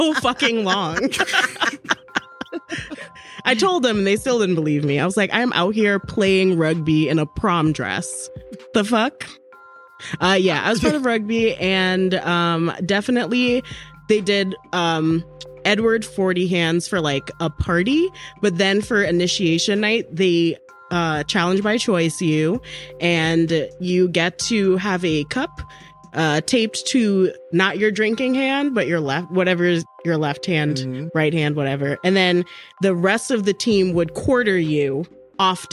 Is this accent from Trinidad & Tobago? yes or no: yes; Trinidad & Tobago; I'm from Trinidad